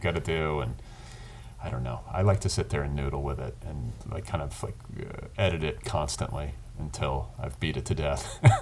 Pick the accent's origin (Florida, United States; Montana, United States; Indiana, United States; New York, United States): Indiana, United States; growing up in Indiana.